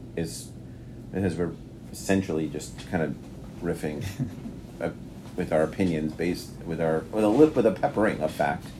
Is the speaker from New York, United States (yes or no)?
yes; New York, United States; accent: New York; moved away; my New York accent comes out